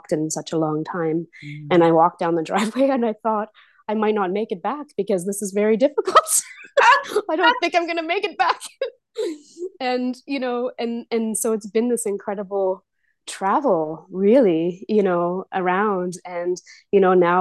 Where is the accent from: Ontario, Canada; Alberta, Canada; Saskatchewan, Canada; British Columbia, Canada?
British Columbia, Canada; Victoria; moved away; I was born in Victoria, BC, Canada